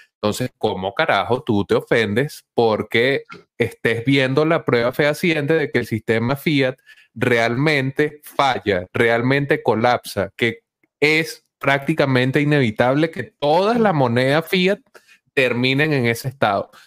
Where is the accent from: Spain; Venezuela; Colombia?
Venezuela; nosotros como venezolanos hemos vivido